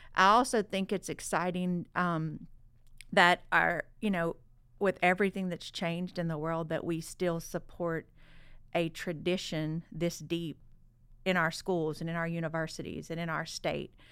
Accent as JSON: {"language": "English", "region": "Southwest Louisiana", "country": "United States", "tie": "born or raised there", "said": "growing up in Southwest Louisiana, Mardi Gras has always been about family"}